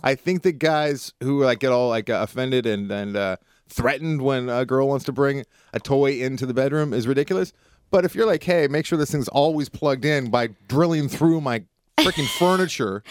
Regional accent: Southern California, United States; I was born and raised in California, Southern California

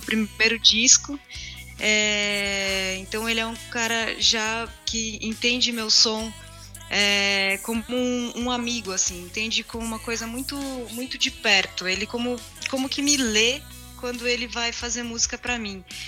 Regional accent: interior of São Paulo, Brazil; Eu cresci no interior, né? Eu nasci em São Paulo, mas minhas férias e toda, toda a minha infância foi no interior de São Paulo

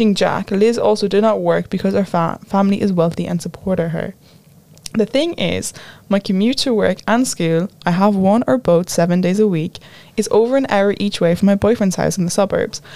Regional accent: Ireland

